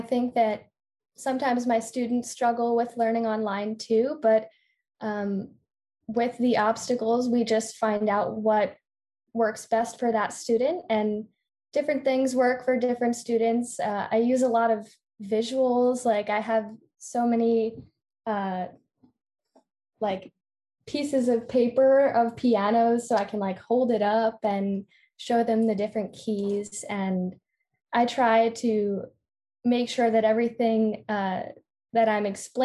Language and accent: English; New Jersey, United States; also born or lived in Philadelphia, Pennsylvania; I'm from South Jersey. I went to Sterling High School